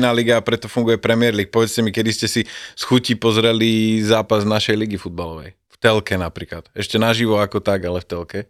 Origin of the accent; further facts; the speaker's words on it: Banská Bystrica, Banská Bystrica Region, Slovakia; som z Bystrice